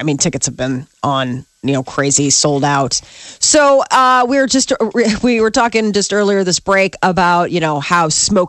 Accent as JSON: {"language": "English", "town": "Omaha", "region": "Nebraska", "country": "United States", "said": "Nobody from Omaha had gone to where I was going to school."}